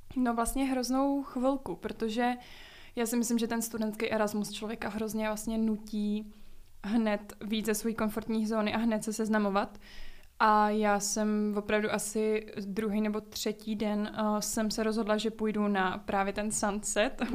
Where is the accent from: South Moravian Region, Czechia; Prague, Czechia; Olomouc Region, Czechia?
Prague, Czechia; Z Prahy. No to já taky